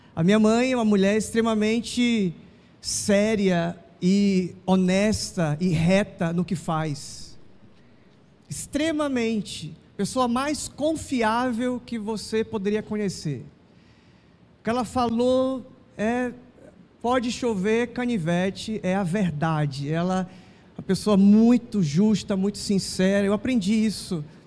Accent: Manaus, Amazonas, Brazil; nasci aqui em Manaus

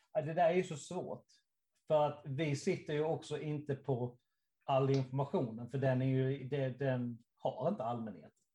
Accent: Karlshamn, Blekinge, Sweden; Karlshamn där jag kommer ifrån

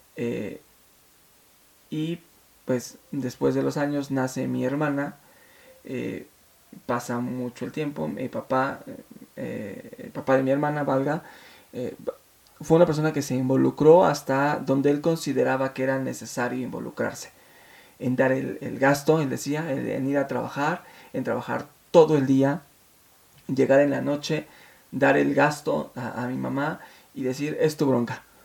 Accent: Mexico City, Mexico; nos venimos a la Ciudad de México hace pues, muchos años y con una mano adelante y la otra atrás, eh, mi madre nos sacó, me sacó adelante trabajando en casa, haciendo pues las labores domésticas de otras personas llevándome a la escuela

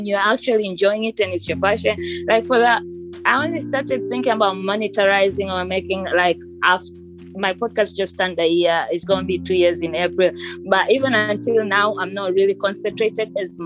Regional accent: Tanzania; moved away; I'm technically from Tanzania

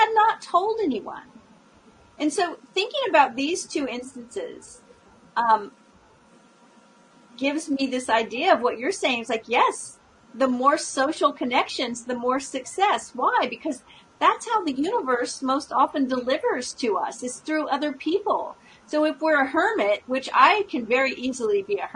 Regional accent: California, United States; moved away; I was originally from California

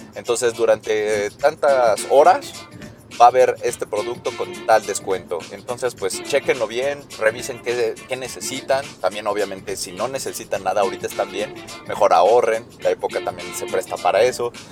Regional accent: Mexico

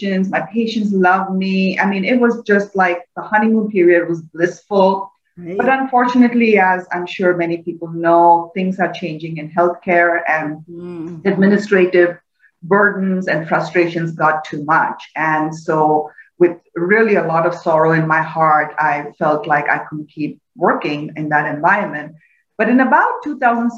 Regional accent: India; moved away; I grew up in India in a fairly typical middle-class family

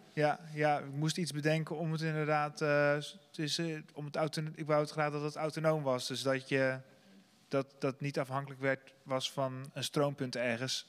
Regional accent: Sliedrecht, South Holland, Netherlands; ik kom zelf uit Sliedrecht

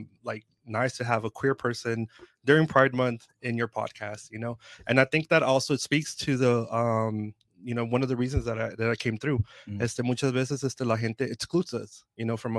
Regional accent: Oceanside, California, United States; I'm an Oceanside native. I grew up here in Oceanside in the late 90s, early 2000s.

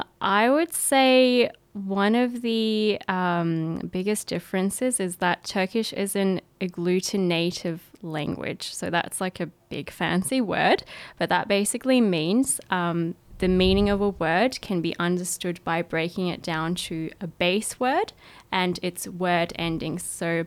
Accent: Australia; also born or lived in Ankara, Turkey; Yes, so I was born in Ankara, the capital, and I was in Turkey till 2007, so till I was about seven. And I, yes, so I, after that I came to Australia when I was seven

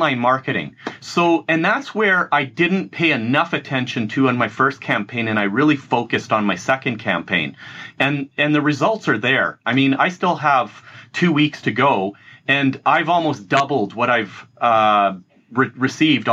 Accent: Edmonton, Alberta, Canada; I've grown up in a city called Edmonton

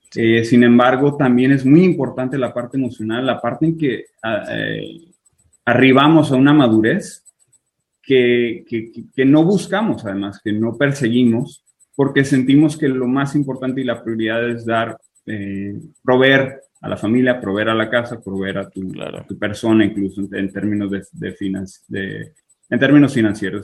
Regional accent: Tijuana, Baja California, Mexico; moved away as an adult; also born or lived in Culiacán, Sinaloa / Fresno, California; now in Israel; a los dos años me fui a Tijuana, entonces viví 25 años por allá

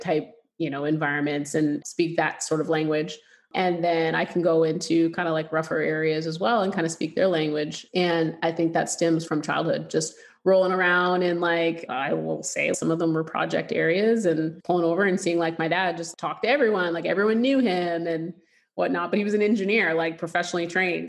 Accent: Canada; moved away as an adult; now in United States; we grew up in Canada and we lived there for like almost 20 years, I'd say almost 20 years but my family's from Louisiana

